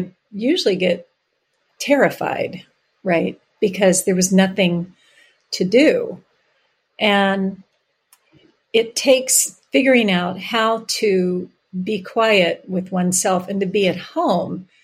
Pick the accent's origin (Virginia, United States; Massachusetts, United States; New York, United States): Virginia, United States; now in San Francisco, United States; I grew up in Virginia